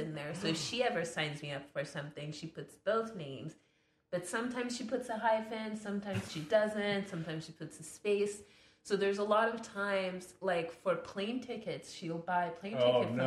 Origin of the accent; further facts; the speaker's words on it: France; accent: French; English is a second language; moved away; it's French and I was born in France